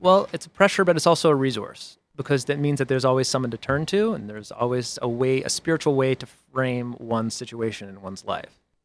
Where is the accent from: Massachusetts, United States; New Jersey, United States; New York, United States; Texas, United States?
Massachusetts, United States; Boston; I'm from Boston